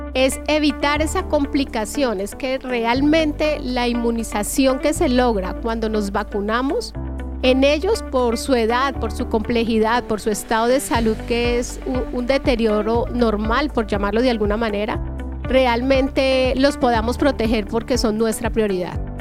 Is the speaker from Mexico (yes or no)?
no; Colombia; nosotros como colombianos